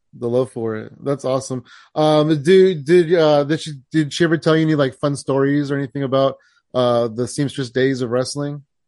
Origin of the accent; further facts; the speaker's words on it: San Jose, California, United States; I'm actually from San Jose, so I'm, I'm kinda local to that scene as well.